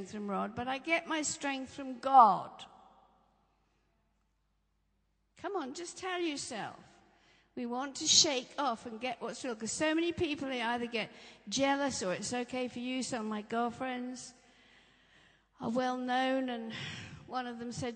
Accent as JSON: {"language": "English", "area": "Norfolk", "region": "East of England", "country": "United Kingdom", "tie": "born or raised there", "said": "I grew up in Norfolk"}